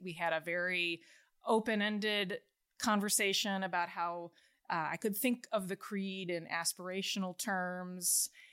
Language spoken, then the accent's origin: English; outside of Chicago, Illinois, United States; moved away; I grew up outside of Chicago in a totally secular family.